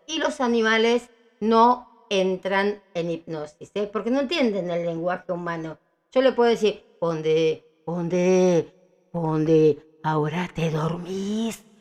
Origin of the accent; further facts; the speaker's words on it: Villa Ballester, Buenos Aires Province, Argentina; me tuvieron en Ballester, Cuba 136